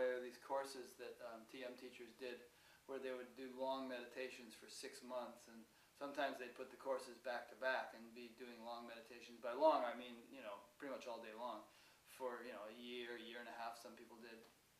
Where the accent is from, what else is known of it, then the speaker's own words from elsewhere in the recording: Connecticut, United States; I'm from Connecticut.